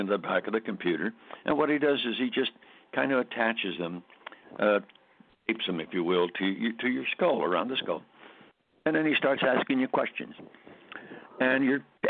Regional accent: Scranton, Pennsylvania, United States; our hometown where I grew up in Scranton, Pennsylvania

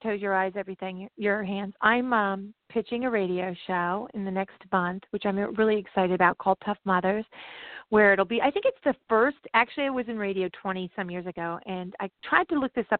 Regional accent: New Jersey, United States; I'm from New Jersey.

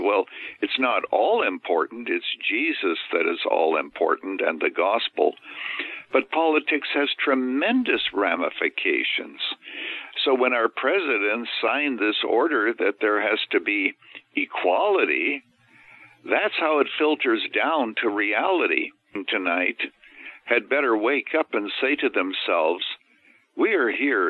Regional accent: Canada; now in Illinois, United States; I was actually born and raised in Canada. So I'm a naturalized American

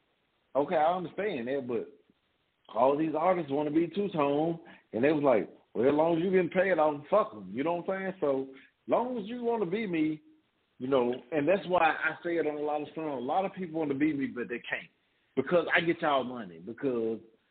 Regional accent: Memphis, Tennessee, United States; I'm from South Memphis.

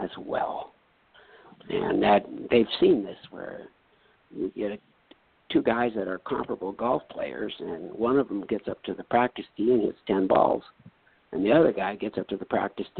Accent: North Dakota, United States; I come from North Dakota

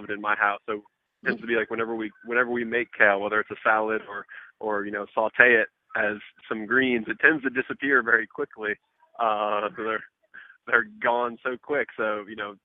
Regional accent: Birmingham, Alabama, United States; now in New York City, United States; I grew up in the South as well. And, you know, in Birmingham, Alabama, I mean, we lived by our farmers

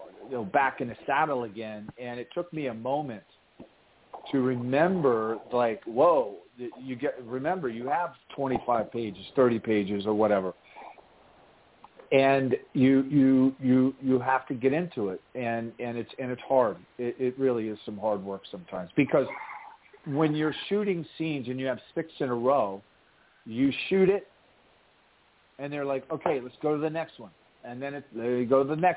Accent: Lancaster, Ohio, United States; I'm from Lancaster, Ohio, and that's factory farmland

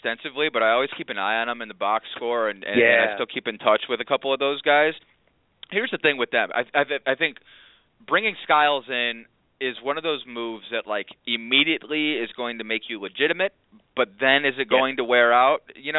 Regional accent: Cleveland, Ohio, United States; moved away; also born or lived in Orlando, Florida; I'm from Cleveland originally.

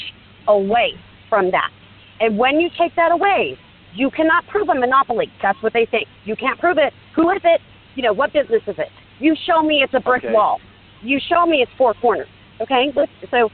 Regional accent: Seattle, Washington, United States; I'm from Seattle

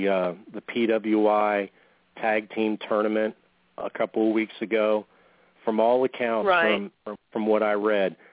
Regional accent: West Monroe, Louisiana, United States; here in my hometown of West Monroe, Louisiana

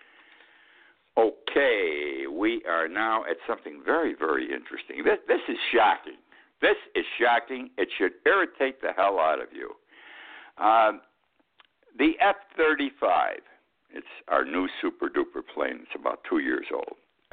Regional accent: Utica, New York, United States; I grew up in Utica, New York

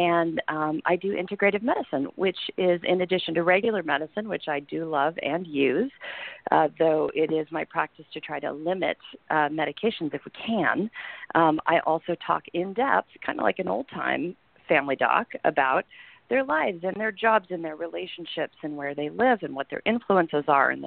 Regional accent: Southern Illinois, United States; moved away as an adult; now in Santa Cruz, United States; I came to college out here, but I'm originally from Southern Illinois, and I come from families of farmers. And, you know, I spent my whole childhood in the woods

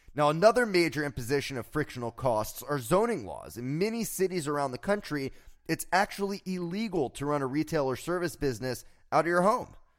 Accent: South Florida, United States; growing up in South Florida, I remember a time as a child

